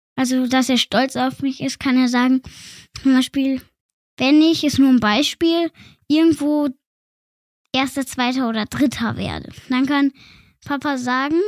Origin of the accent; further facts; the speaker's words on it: Feldkirch, Vorarlberg, Austria; Ich wurde in Feldkirch geboren, das ist in Österreich